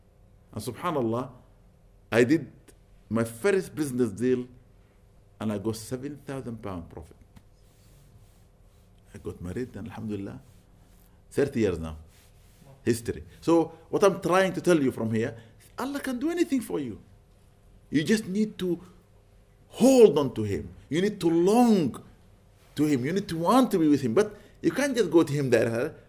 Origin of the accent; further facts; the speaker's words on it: London, United Kingdom; Where do you come from? I said, I'm London.